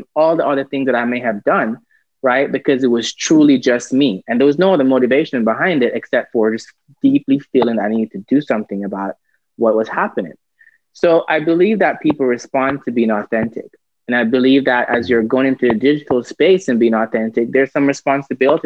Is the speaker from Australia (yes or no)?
no; Jamaica; I'm a Jamaican by birth